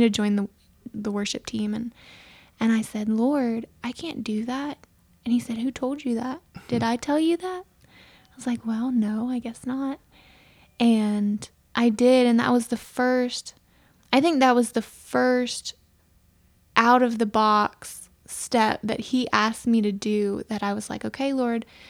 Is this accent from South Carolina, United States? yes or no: yes; Aiken, South Carolina, United States; moved away as an adult; also born or lived in California; I grew up here in Aiken, um, in a, in a Mennonite community